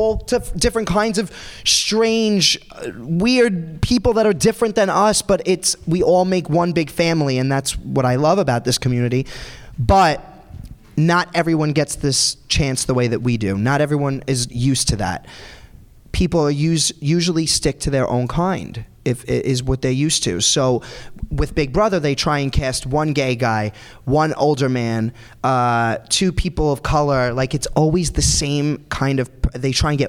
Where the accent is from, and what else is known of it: New York City, New York, United States; born or raised there